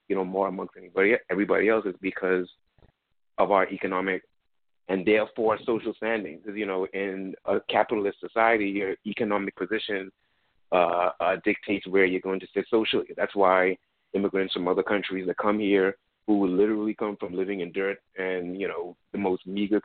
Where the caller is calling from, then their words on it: Florida, United States; I'm calling from Florida.